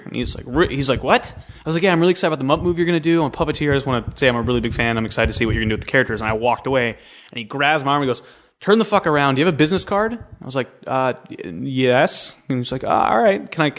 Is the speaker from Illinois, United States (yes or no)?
no; Sacramento, California, United States; I grew up in Sacramento.